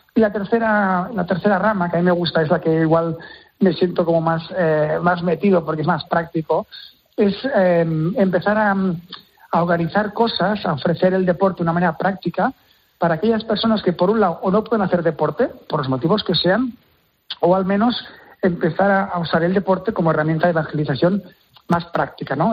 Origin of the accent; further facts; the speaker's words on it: Terrassa, Catalonia, Spain; Yo soy de Tarrasa y el hockey sobre hierba es casi casi una religión